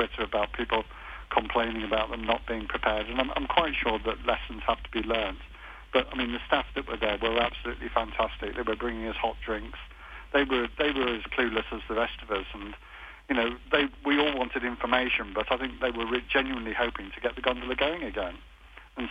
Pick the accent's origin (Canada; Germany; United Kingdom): United Kingdom; Stratford-upon-Avon, West Midlands; We're from Stratford-on-Avon in England